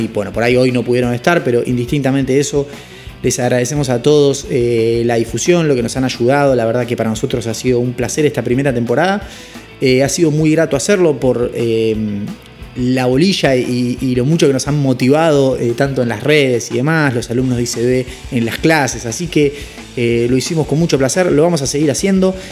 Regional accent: Argentina; como somos los argentinos

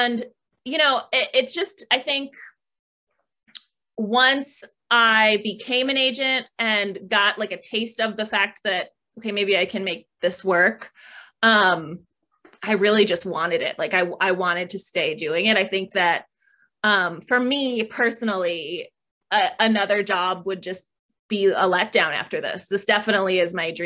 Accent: Michigan, United States; moved away as an adult; now in San Diego, United States; growing up in Michigan

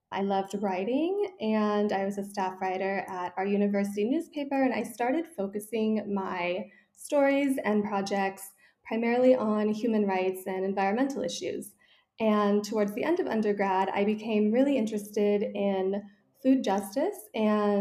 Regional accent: Malibu, California, United States; moved away as an adult; also born or lived in San Francisco, United States; now in Paris, France; I grew up in Malibu, California, very small town.

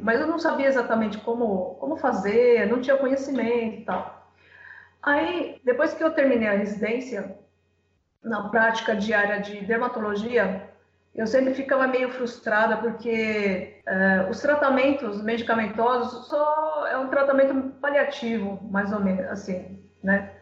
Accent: Santo André, São Paulo, Brazil; now in Cuiabá, Brazil; Eu, eu moro atualmente em Cuiabá, Mato Grosso, mas eu sou de Santo André, São Paulo

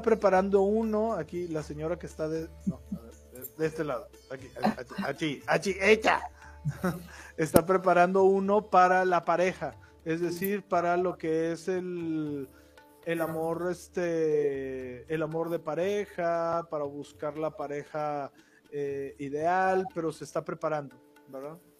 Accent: Mexico; yo soy mexicano.

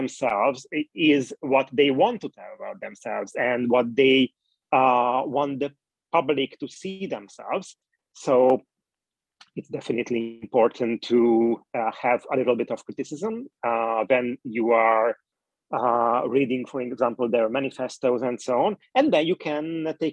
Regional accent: Hungary; I'm coming from Hungary and Twitter is not really popular in Hungary

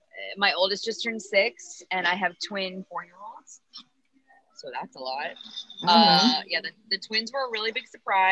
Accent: Ohio, United States; now in New York, United States; Yes, I am from Ohio. Originally, I've been in Ohio. I came for college and I stayed. So I have lived here since 2004. So, wow, 16 years.

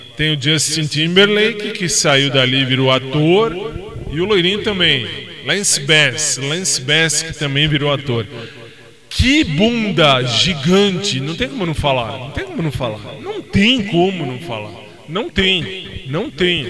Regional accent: Brazil; Eu sou brasileiro

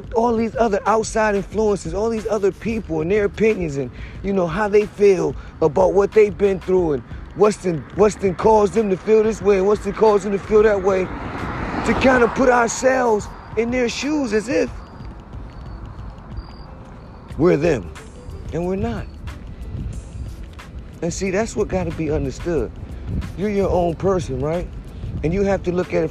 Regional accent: New Haven, Connecticut, United States; I'm from New Haven

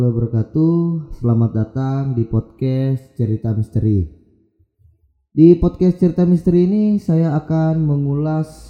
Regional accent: Palu, Central Sulawesi, Indonesia; Perkenalkan … uh, saya berasal dari Palu.

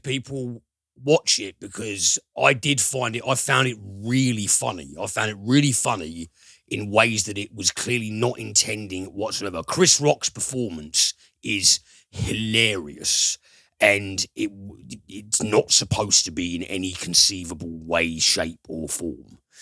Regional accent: United Kingdom; we're British

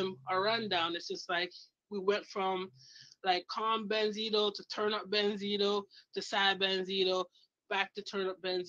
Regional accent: Canada; moved away; also born or lived in Toronto; I'm Canadian

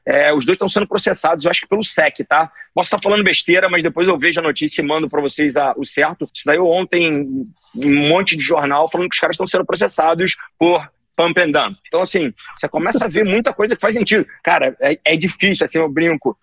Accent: Rio de Janeiro, Brazil; nasci e criado na Tijuca

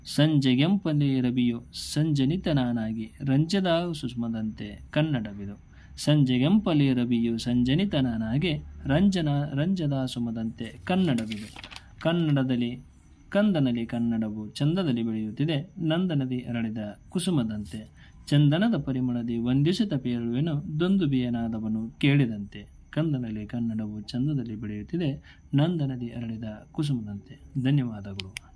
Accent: Ilkal, Karnataka, India; ಬಾಗಲಕೋಟೆ ಜಿಲ್ಲೆ ಇಳಕಲ್ ನಮ್ಮ ಊರು

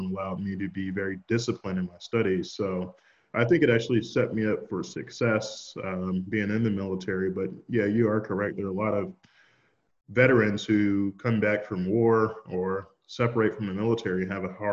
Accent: Shreveport, Louisiana, United States; now in Texas, United States; I grew up in Shreveport, Louisiana. I went to middle school, high school there

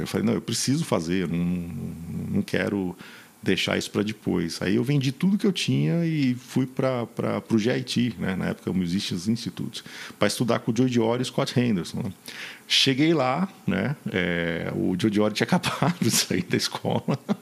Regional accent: São Paulo, Brazil; moved away as an adult; Eu era de São Paulo, concreto, rock

